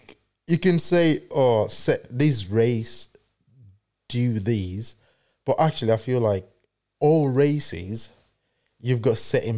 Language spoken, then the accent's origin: English; Nigeria; moved away; obviously I'm from Africa, we're from Africa